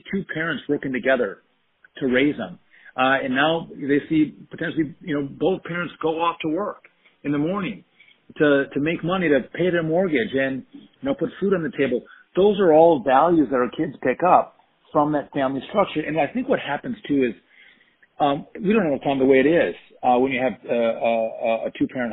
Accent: Wisconsin, United States; I come from Wisconsin

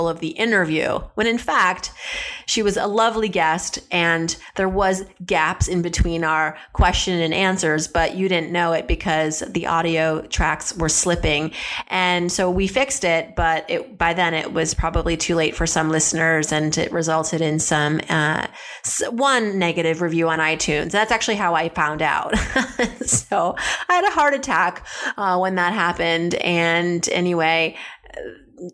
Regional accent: Philadelphia, Pennsylvania, United States; I'm from the Philly area

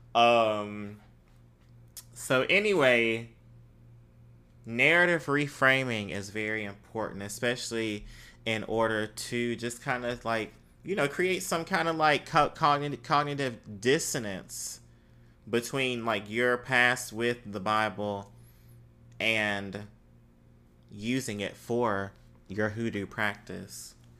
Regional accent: Mississippi, United States; moved away; growing up in Mississippi

